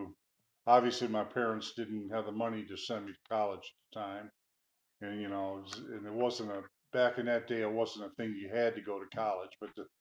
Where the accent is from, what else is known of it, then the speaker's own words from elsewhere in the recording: Hobart, Indiana, United States; Back in December 18th, 1951, I was born to … in Hobart, Indiana. Lived my whole childhood there. Went to all the schools in Hobart, senior high, junior high, elementary school there.